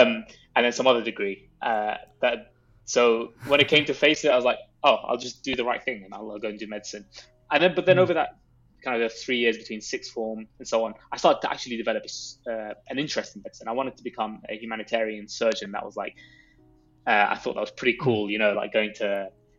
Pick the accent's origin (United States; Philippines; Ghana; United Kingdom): United Kingdom; London; I grew up in London